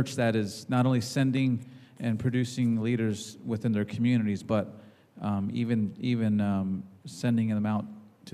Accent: Navajo Nation, United States; I'm from the Navajo Nation

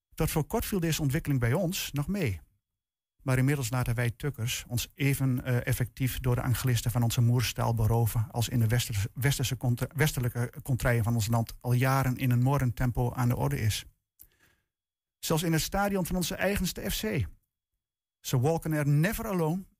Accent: Netherlands; als Nederlander en tevens Nederlandse taalliefhebber

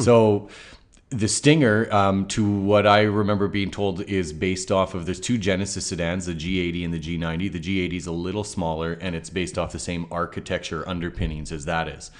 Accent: Canada; as a Canadian who's previously sold B M Ws

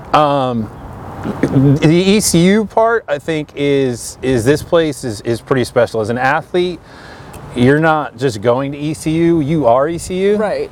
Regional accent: Connecticut, United States; now in Greenville, United States; I'm from Connecticut originally

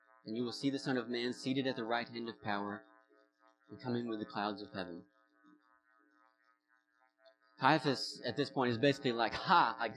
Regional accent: the South, United States; accent: southern; now in Vermont, United States; I was raised in church in the South. And specifically, yeah, like in this southern kind of small town Bible Belt youth group culture of the 2000s.

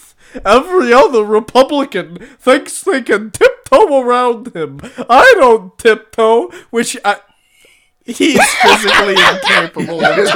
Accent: New Jersey, United States; my home state

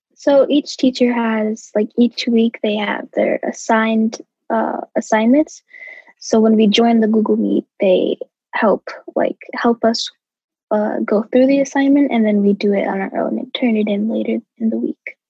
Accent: St. Paul, Minnesota, United States; I am from St. Paul

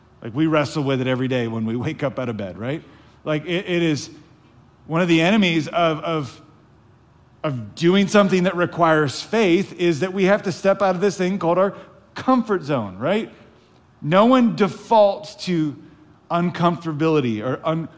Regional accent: the South, United States; We were raised in the South

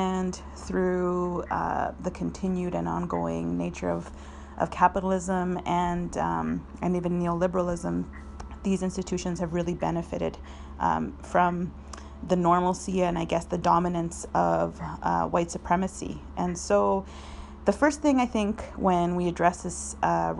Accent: southern Alberta, Canada; moved away as an adult; also born or lived in Chile / Argentina; now in Victoria, Canada; I am from the Andean region of Chile and traditionally called Waimapu. My family was exiled to Argentina and then immigrated to Canada after the military coup in Chile. So I've been in Canada for several decades now, and I grew up here. I grew up on Blackfoot Territory, which is in southern Alberta

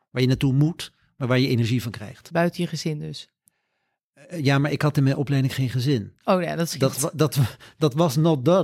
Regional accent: Curaçao; now in Netherlands; Ik ben op Curaçao opgegroeid een stuk, dus eh, mij krijg je niet in het Scandinavische.

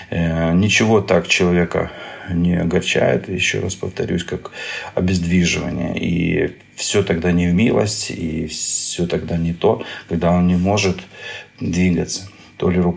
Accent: Ukraine; я из Украины, я доктор-нейрохирург

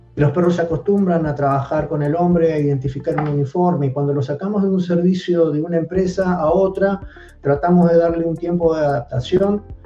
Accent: Argentina

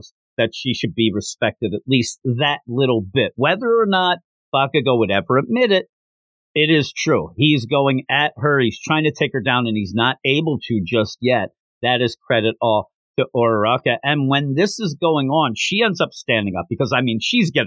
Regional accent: United States; I'm from America.

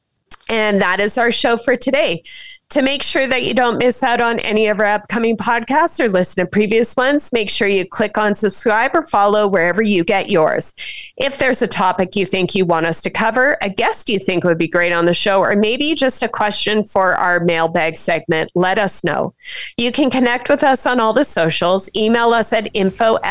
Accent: Saskatchewan, Canada; I was pretty young growing up in Saskatchewan.

